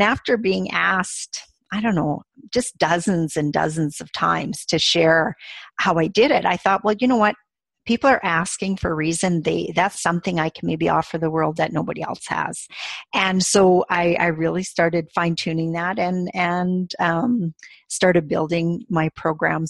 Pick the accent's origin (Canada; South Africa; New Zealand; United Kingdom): Canada; we're from Canada